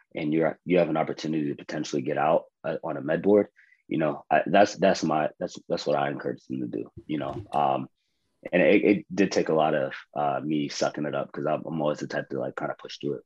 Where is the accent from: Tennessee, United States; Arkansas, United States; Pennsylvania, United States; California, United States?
Pennsylvania, United States; Johnstown; moved away as an adult; also born or lived in West Point, New York; now in Tacoma, United States; I'm originally from Johnstown, Pennsylvania, born and raised